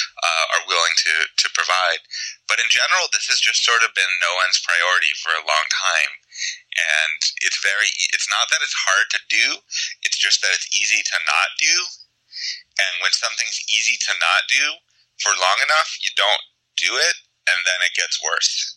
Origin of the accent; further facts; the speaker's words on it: Pittsburgh, Pennsylvania, United States; I grew up in Pittsburgh, pretty far from the ocean